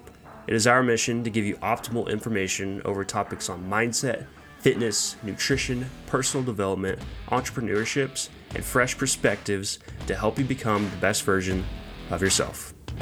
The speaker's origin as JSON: {"language": "English", "region": "Kansas", "country": "United States", "said": "I'm from Kansas"}